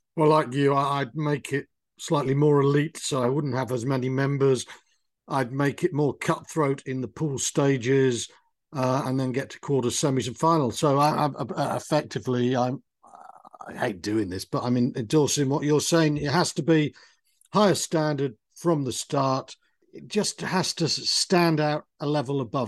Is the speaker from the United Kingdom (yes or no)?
yes; Wales, United Kingdom; I grew up in Wales